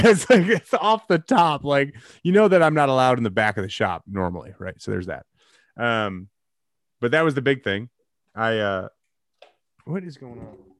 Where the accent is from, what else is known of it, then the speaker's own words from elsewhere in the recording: Geneva, Illinois, United States; also born or lived in Batavia, Illinois / St. Charles, Illinois; I lived at seven seventeen Peck Road in Geneva, Illinois